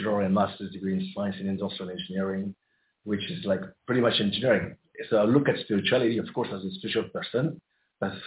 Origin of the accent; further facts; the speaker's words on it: Côte d’Ivoire; I was born in the Ivory Coast and in a very, very spiritual family. I grew up surrounded by great mystics